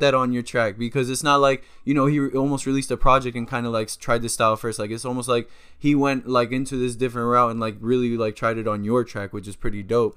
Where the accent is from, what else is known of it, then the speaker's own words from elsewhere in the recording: Miramar, Florida, United States; I'm in Miramar